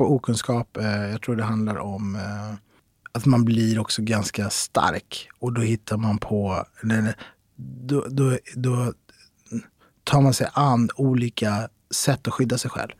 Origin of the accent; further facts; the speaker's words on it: Stockholm, Stockholm County, Sweden; jag är uppväxt i Kista, mina föräldrar kommer från Marocko